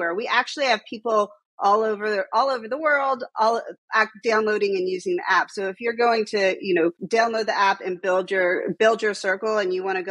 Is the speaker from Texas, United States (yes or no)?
yes; Texas, United States; now in New York, United States; I'm also from Texas